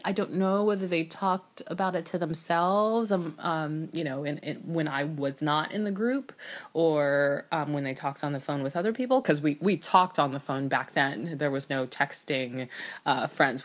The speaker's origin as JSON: {"language": "English", "country": "United States", "tie": "born or raised there", "said": "I was actually born in the United States, and I was raised in New York, New Jersey, in, during the eighties and nineties"}